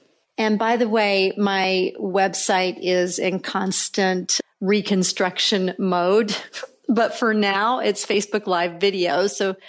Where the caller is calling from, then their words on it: Chattanooga, Tennessee, United States; I'm joining you from Chattanooga, Tennessee